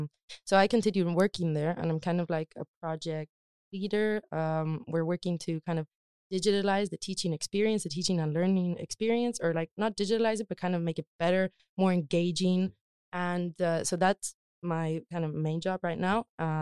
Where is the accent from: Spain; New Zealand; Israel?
Spain; Community of Madrid; born or raised there; moved away as an adult; also born or lived in United States; now in Stockholm, Sweden